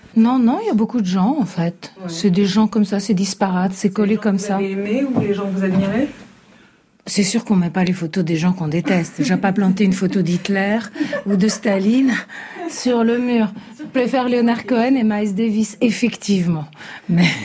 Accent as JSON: {"language": "French", "country": "Italy", "said": "je suis italienne"}